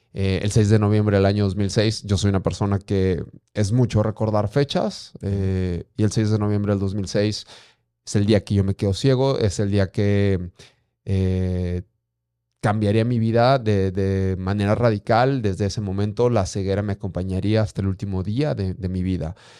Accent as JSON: {"language": "Spanish", "region": "Durango", "country": "Mexico", "tie": "born or raised there", "also_born_or_lived": "Guanajuato", "said": "yo soy nacido en Guanajuato, sin embargo, tengo 35 años desde muy pequeño a meses. Eh, radicado en Durango. Me encanta ser norteño"}